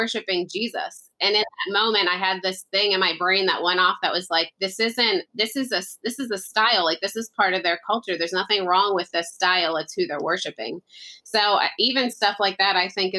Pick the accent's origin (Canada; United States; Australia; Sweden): United States; as an American